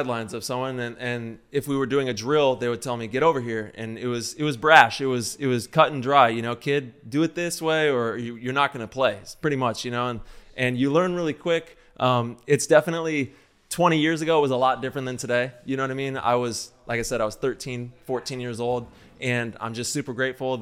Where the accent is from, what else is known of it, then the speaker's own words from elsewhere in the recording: Central Valley, California, United States; I grew up in the Central Valley